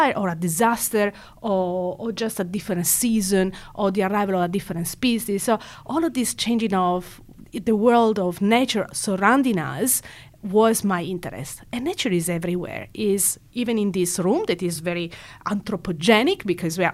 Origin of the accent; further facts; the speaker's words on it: Italy; moved away as an adult; now in Perth, Australia; I was born and raised in Italy